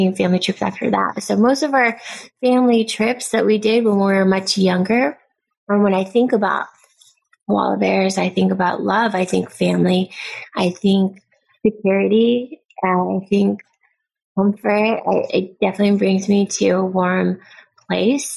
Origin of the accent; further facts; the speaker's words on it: Pasadena, California, United States; I was born and raised in LA, but Pasadena is a lot more suburbia